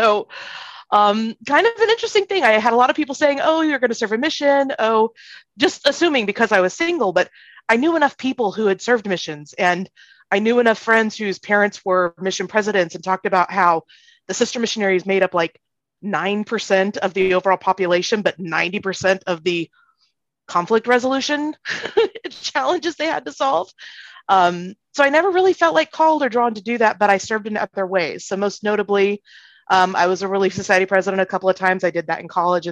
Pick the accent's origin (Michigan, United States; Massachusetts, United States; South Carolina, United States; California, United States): South Carolina, United States; moved away as an adult; also born or lived in Hawaii; I'm the child of converts and I grew up in South Carolina